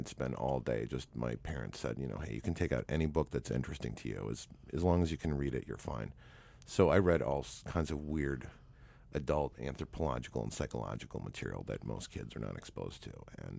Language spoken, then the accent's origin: English; Canada; No, actually, my parents were not Catholic. In Canada, there's a two-tier school system. There's English secular and French Catholic.